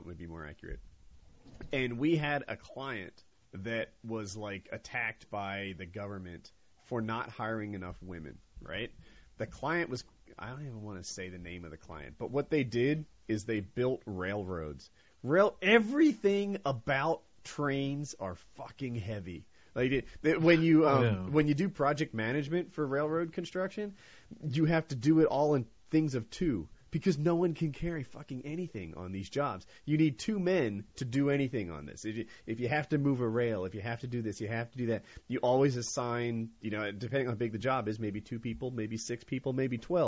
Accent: New Jersey, United States; now in North Carolina, United States; I'm from Jersey

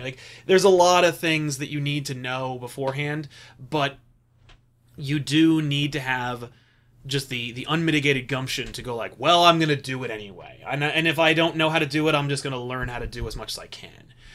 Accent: United States; as an American

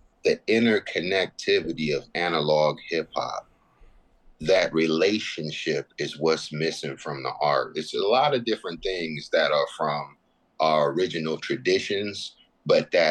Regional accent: Southern California, United States; I'm from Southern California.

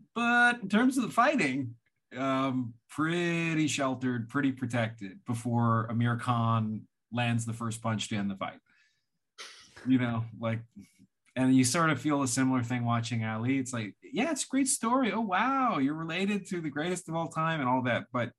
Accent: West Coast, United States; I'm from the West Coast

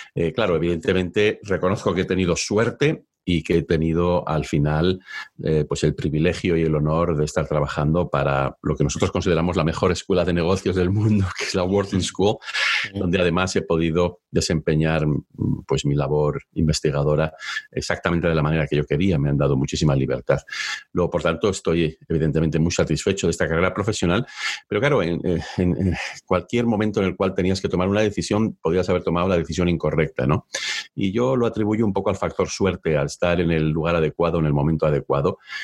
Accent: León, Castile and León, Spain; moved away as an adult; also born or lived in Oviedo, Spain; now in United States; Yo originalmente nací en León, es cierto que soy medio asturiano y estudié la carrera económicas en la Universidad de Oviedo.

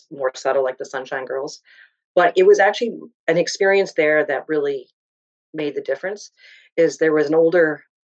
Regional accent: Southern Ontario, Canada; I grew up in Southern Ontario

